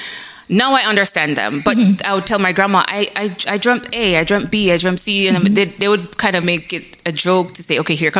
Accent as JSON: {"language": "English", "country": "Jamaica", "tie": "born or raised there", "also_born_or_lived": "Michigan, United States / Wisconsin, United States", "moved": "as an adult", "lives_now": "Texas, United States", "said": "I was born and raised in Jamaica. So I'm from Jamaica"}